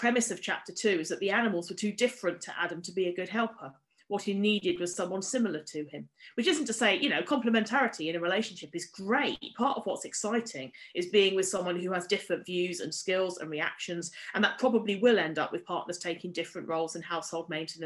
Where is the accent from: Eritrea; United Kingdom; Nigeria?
United Kingdom; as a British woman